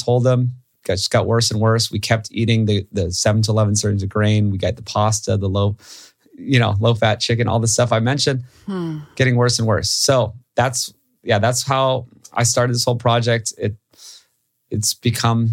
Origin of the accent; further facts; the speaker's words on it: Hawaii, United States; I grew up in Hawaii.